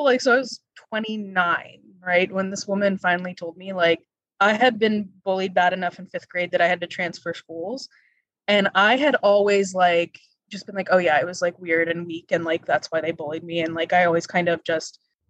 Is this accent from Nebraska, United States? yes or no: no; the D.C. area in Virginia, United States; moved away as an adult; also born or lived in Pittsburgh, Pennsylvania; I'm from the D.C. area in Virginia